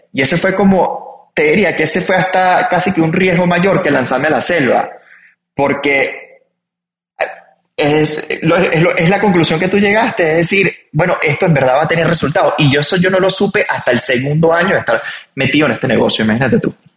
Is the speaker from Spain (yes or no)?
no; Venezuela; Yo soy venezolano